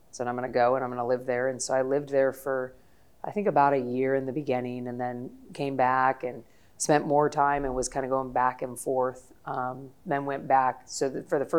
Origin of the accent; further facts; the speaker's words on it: San Diego, California, United States; moved away as an adult; also born or lived in Ethiopia; I grew up in San Diego